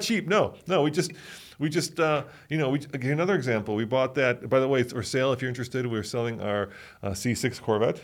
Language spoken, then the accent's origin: English; Chicago, Illinois, United States; I grew up in Chicago.